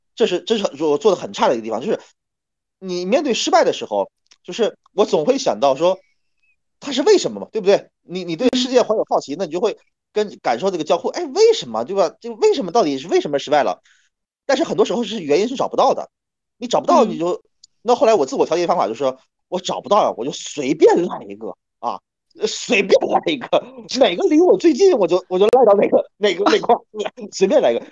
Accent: Northeast China, China; 因为我是个东北人啊，我是八九年的东北人，三十多岁

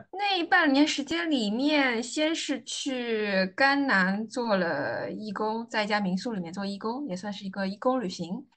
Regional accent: Anhui, China; moved away as an adult; also born or lived in Wuxi; now in Shanghai, China; 我出生在安徽的一个小城市，然后后来去到安徽另外一个城市读书

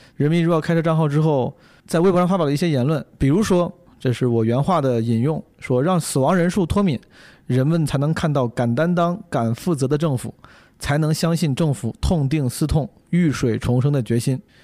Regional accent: Henan, China; 我的家乡河呢

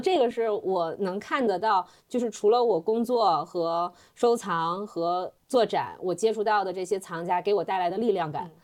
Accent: China; now in London, United Kingdom; 按照我们中国人的想法

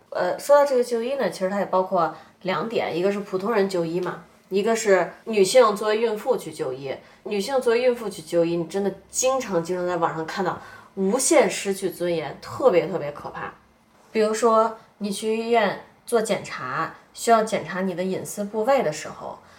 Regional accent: China; 我们中国人

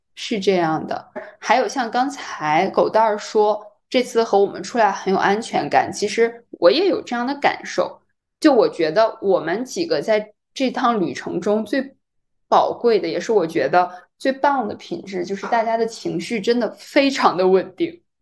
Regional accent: China; 我是中国人，我听不懂韩语

